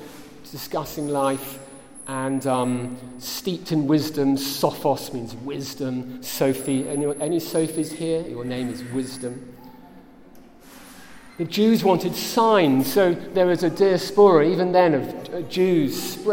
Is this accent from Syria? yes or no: no; England, United Kingdom; Here I am from England and supporting my family